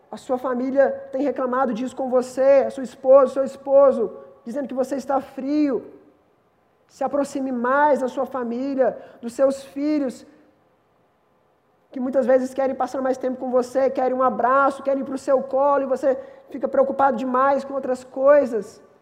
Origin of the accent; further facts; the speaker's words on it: Minas Gerais, Brazil; now in São Paulo, Brazil; Eu, eu e o David, nós viemos de Minas.